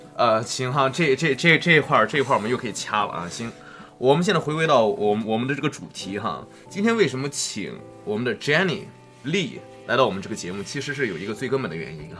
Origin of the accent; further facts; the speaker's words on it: Shandong, China; moved away; 在我老家山东